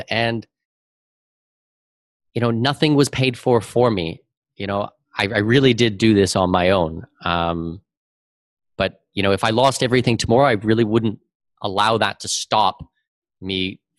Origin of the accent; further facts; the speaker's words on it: Canada; now in Panama; I've lived in eight different countries. I've visited 100 and 405 different countries. Um, you know, I'm Canadian with Danish heritage.